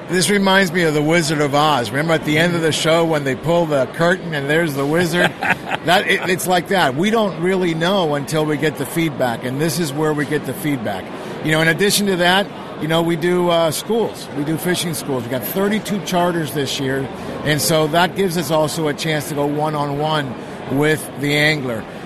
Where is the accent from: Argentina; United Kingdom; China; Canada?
Argentina; now in California, United States; I was born in Argentina